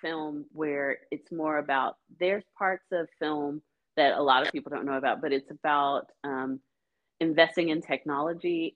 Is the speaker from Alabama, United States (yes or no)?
yes; Huntsville, Alabama, United States; moved away as an adult; I grew up in Huntsville, Alabama, which is where Space Camp is